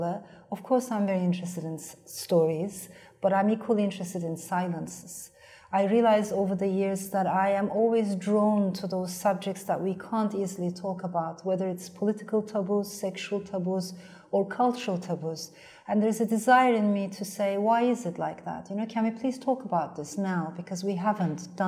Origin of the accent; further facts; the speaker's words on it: Turkey; first language Turkish; English is a second language; moved away; I come from Turkey